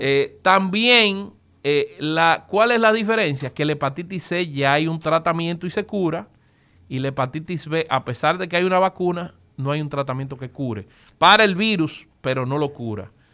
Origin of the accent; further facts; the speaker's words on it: Dominican Republic; nosotros como dominicanos